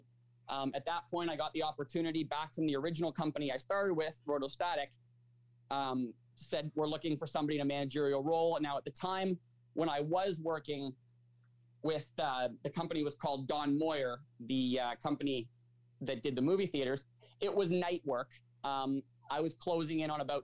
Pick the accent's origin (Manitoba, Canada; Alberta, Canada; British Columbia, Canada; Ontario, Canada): Ontario, Canada; Markham; also born or lived in United States; I'm a Markham resident through and through. I did all my school here as well